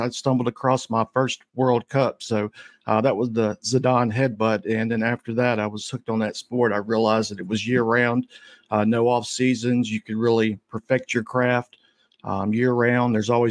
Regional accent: Shreveport, Louisiana, United States; I'm from Shreveport, Louisiana.

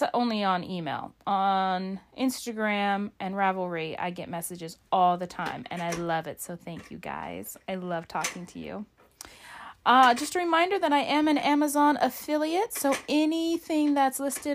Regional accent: Alaska, United States; my home state of Alaska

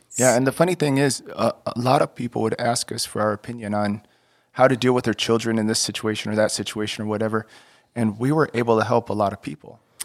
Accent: Texas, United States; moved away as an adult; I grew up in Texas, um, moving around some

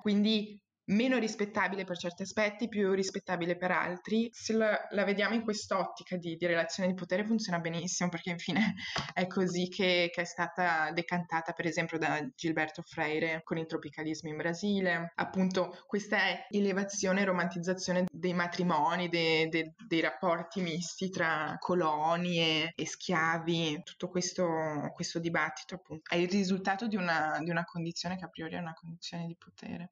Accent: Treviso, Veneto, Italy; moved away as an adult; also born or lived in Portugal; now in Belgium; io sono cresciuta in Italia fino ai 19, a Treviso, non so se avete presente vicino Venezia, e poi mi sono trasferita in Portogallo, ora invece sono in Belgio

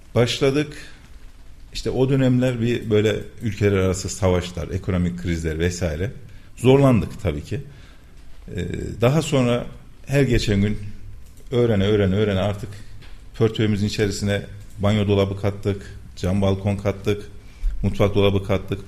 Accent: Kayseri Province, Turkey; 1981 Kayseri doğumluyum.

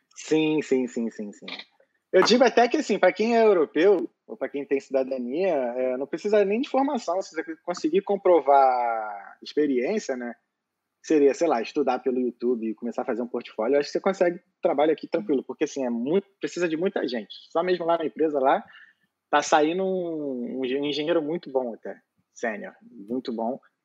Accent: Rio de Janeiro, Brazil; moved away as an adult; now in Dublin, Ireland; eu sou carioca, tenho 32 anos

